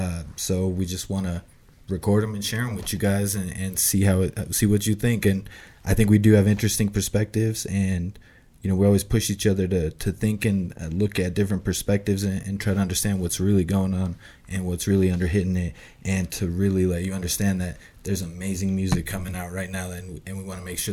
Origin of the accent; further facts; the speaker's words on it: Chicago, Illinois, United States; now in Colorado, United States; I'm originally from Chicago. Right now I'm based out of Colorado.